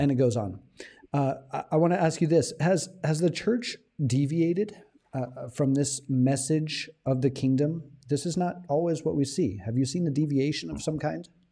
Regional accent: United States; now in Thailand; as an American

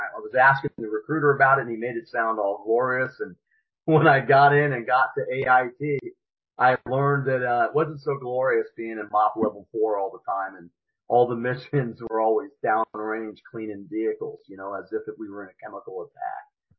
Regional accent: Stuttgart, Baden-Württemberg, Germany; born there; Well, I was born an Army brat. My dad was stationed in Germany, and my sister was born there too. I was born in Stuttgart.

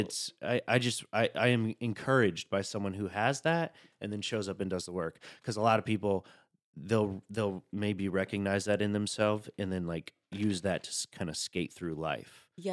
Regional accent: Chattanooga, Tennessee, United States; now in New York, United States; I'm from Chattanooga, Tennessee

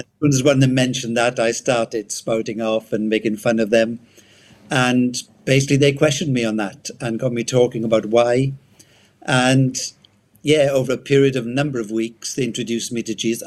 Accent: Wales, United Kingdom; accent: Welsh; moved away as an adult; I'm Welsh. Um, left Wales many many years ago. Yeah, I was brought up first 18 years in Wales

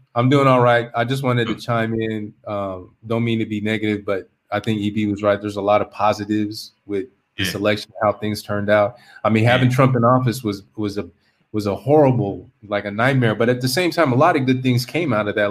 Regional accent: California, United States; moved away as an adult; also born or lived in Korea; I'm from California.

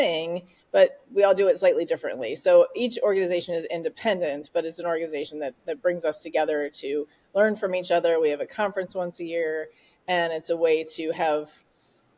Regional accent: Ohio, United States; also born or lived in Los Angeles, California; now in Milwaukee, United States; I was born in Ohio

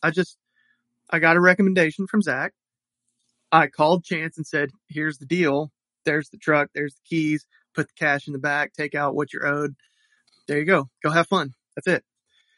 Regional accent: Deep South, United States; I'm an old person and I grew up in the Deep South.

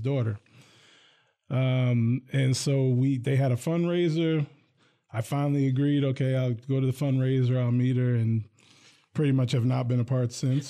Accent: Hillsdale, New Jersey, United States; now in Lansing, United States; I grew up in a town called Hillsdale.

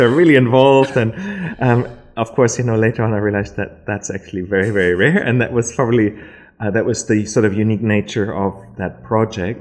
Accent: Berlin, Germany; English is a second language; moved away as an adult; also born or lived in Lower Saxony, Germany; now in Adelaide, Australia; I'm from Berlin originally. Mm-hmm. I'm born in Berlin, but I also went to high school. Um, I went to actually like a boarding school in the north of Germany

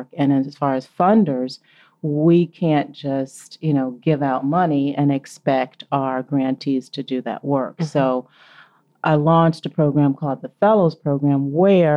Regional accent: Cleveland, Ohio, United States; moved away as an adult; also born or lived in Massachusetts / Memphis; Originally, I'm from Cleveland, Ohio

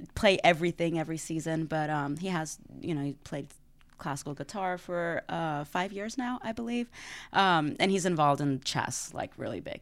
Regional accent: Dallas, Texas, United States; moved away as an adult; now in New Orleans, United States; I am originally from Dallas

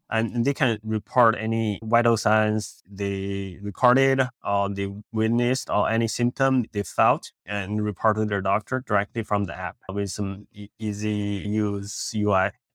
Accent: Beijing, China; moved away as an adult; also born or lived in India; now in Los Angeles, United States; I grew up in Beijing, China. I, uh, did my high school, college there

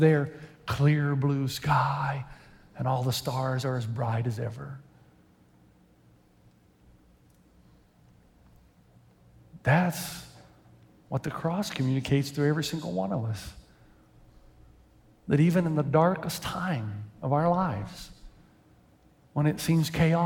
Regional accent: Tennessee, United States; moved away as an adult; also born or lived in Lexington; now in San Dimas, United States; I grew up in Tennessee

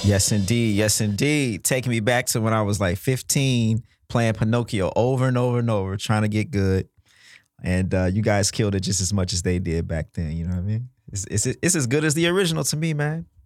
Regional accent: Mississippi, United States; I'm from Mississippi

